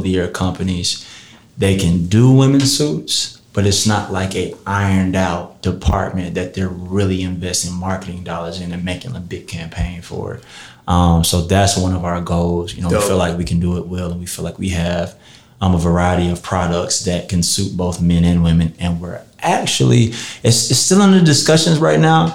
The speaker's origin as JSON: {"language": "English", "town": "Marietta", "region": "Georgia", "country": "United States", "tie": "born or raised there", "also_born_or_lived": "Atlanta, Georgia", "said": "I'm born and raised and came up in the city of Marietta"}